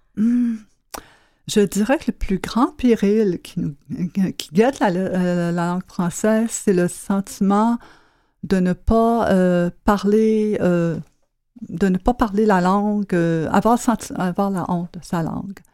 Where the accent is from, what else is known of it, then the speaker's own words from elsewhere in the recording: Quebec, Canada; j'étais du Québec